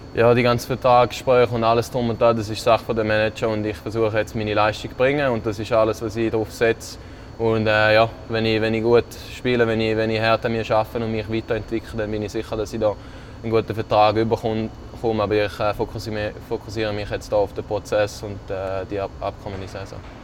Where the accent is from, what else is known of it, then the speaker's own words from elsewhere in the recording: Switzerland; moved away; als, als Schweizer